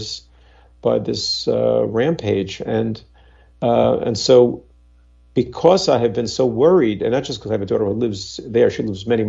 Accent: New York, United States; I'm an American, I've lived in New York my whole life

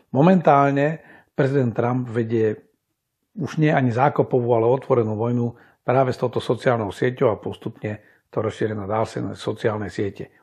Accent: Slovakia; u nás na Slovensku

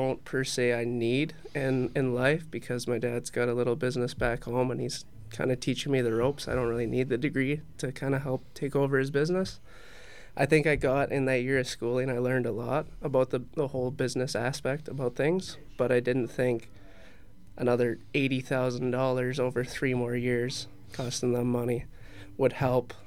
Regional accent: Prince George, British Columbia, Canada; moved away as an adult; also born or lived in Trail, British Columbia; now in Danbury, United States; a 16-year-old in my hometown

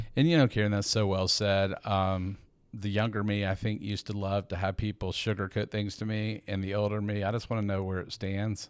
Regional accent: Atlanta, Georgia, United States; I'm a native, I'm actually from Atlanta

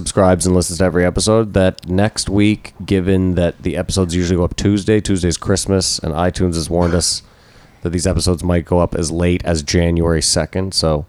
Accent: Canada; But we're Canadian

